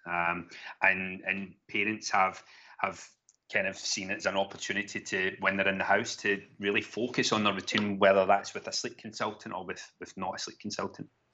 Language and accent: English; Glasgow, Scotland, United Kingdom; accent: Glaswegian; moved away as an adult; also born or lived in Gweedore, Donegal, Ireland / London; now in Kent, United Kingdom; I was brought up in Glasgow, hence the, the Glaswegian ta-, twang